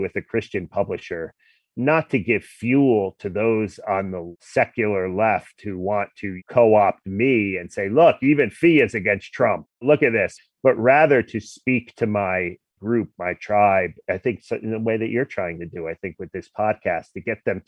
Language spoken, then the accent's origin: English; New Jersey, United States; I grew up in New Jersey, a very secular place.